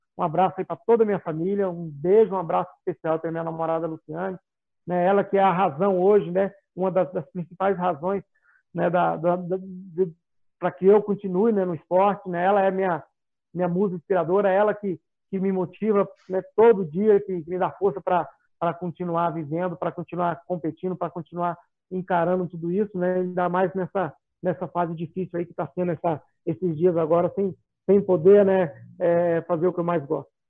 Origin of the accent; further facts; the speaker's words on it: Goiás, Brazil; sou goiano